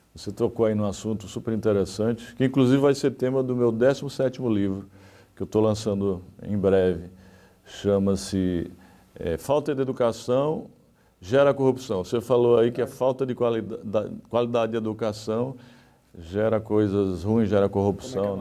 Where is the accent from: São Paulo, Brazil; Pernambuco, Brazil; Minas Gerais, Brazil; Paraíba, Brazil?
Paraíba, Brazil; Santana dos Garrotes; moved away; also born or lived in Recife; na cidade onde eu nasci, né, que é uma cidadezinha pequenininha, Santana dos Garrotes, com cerca de 5 mil habitantes